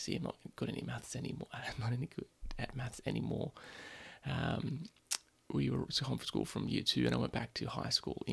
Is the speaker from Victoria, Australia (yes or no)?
no; Sydney, New South Wales, Australia; I grew up in Sydney